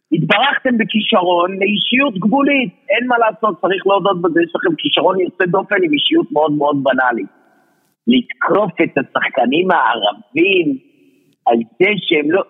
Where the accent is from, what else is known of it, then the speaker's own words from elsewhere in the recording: Haifa, Haifa District, Israel; אני באתי מחיפה, אז לי קשה, כי אני גדלתי עם ערבים באותו בניין